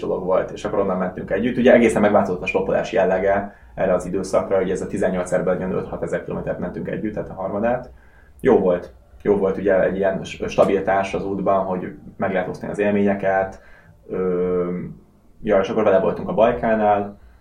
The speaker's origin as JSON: {"language": "Hungarian", "country": "Hungary", "also_born_or_lived": "Russia", "moved": "as an adult", "said": "volt orosz lakcímem, de, de nyilván külföldi vagyok, magyar útlevél"}